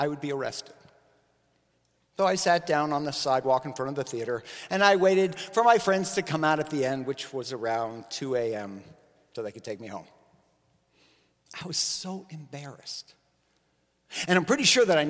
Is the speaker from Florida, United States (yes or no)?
yes; Miami, Florida, United States; I grew up in Miami